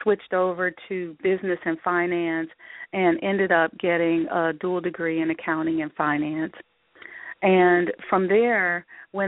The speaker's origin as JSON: {"language": "English", "town": "Omaha", "region": "Nebraska", "country": "United States", "tie": "born or raised there", "said": "I grew up in Nebraska. Omaha, Nebraska, to be exact."}